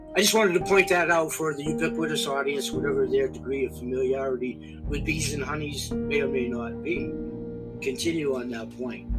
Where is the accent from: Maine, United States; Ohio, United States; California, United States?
Maine, United States; we Mainers